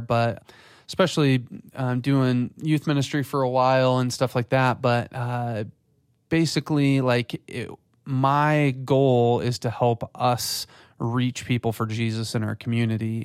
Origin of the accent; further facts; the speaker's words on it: West Michigan, United States; also born or lived in Florida; I grew up in West Michigan, so, um, and, you know, moved away to Florida for school and then came, came back.